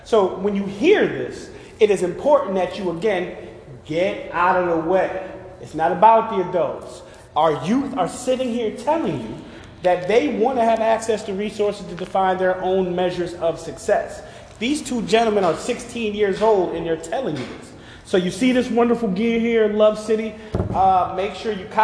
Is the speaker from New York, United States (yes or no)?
yes; Schenectady, New York, United States; I'm from Schenectady